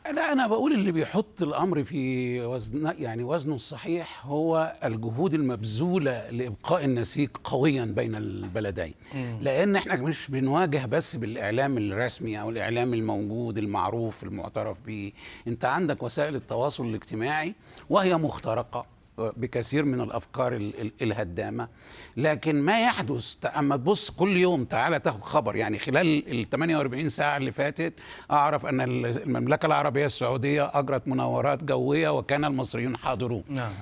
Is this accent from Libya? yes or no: no; Egypt; عندنا في مصر